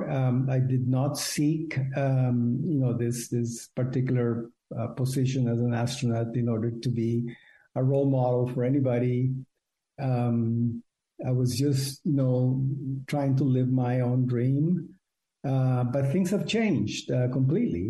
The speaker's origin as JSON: {"language": "English", "country": "Costa Rica", "tie": "born or raised there", "also_born_or_lived": "United States", "moved": "yes", "said": "I was born in Costa Rica"}